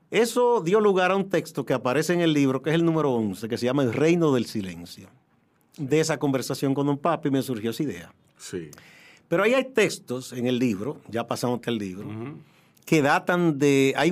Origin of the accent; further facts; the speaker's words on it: San Francisco de Macorís, Duarte, Dominican Republic; moved away as an adult; now in Santo Domingo, Dominican Republic; Mi papá era de Santiago, mi mamá de San Francisco, pero terminamos viviendo, aunque tuvimos breve tiempo en Santiago, en San Francisco